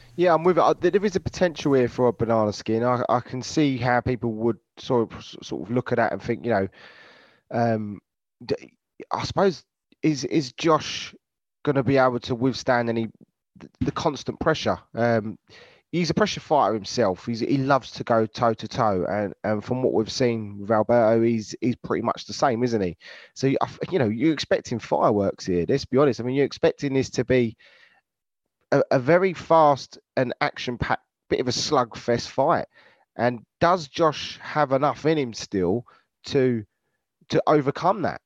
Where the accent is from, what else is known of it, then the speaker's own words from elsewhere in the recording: United Kingdom; we're British